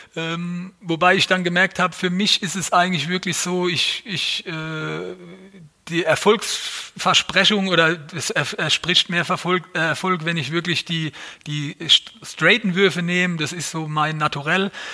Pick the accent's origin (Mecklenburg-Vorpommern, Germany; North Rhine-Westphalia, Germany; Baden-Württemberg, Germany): Baden-Württemberg, Germany; Mannheim; als Mannheimer, als geborener Mannheimer